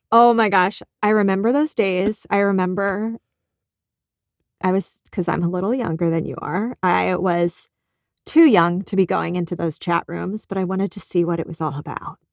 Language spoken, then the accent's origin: English; Malvern, Pennsylvania, United States; also born or lived in New Jersey / Paoli, Pennsylvania; I grew up one town in the other direction